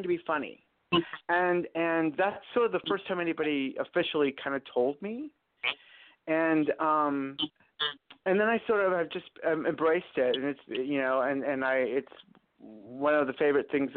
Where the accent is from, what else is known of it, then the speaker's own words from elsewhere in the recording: Phoenix, Arizona, United States; moved away as an adult; also born or lived in Little Rock, Arkansas / West Hollywood, California; now in New York City, United States; I grew up in Phoenix, Arizona, and I moved